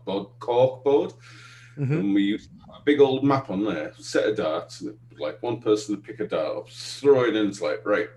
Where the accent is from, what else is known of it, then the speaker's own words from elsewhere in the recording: the Northeast, North East England, United Kingdom; So I literally come from the UK. So I was born and raised in the Northeast